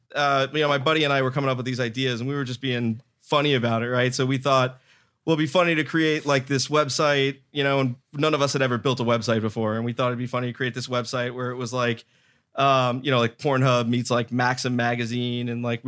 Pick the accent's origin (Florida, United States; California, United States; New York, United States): Florida, United States; Miami